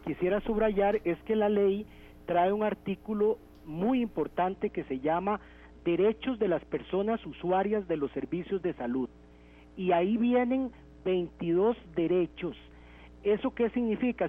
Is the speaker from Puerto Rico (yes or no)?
no; Costa Rica; como costarricenses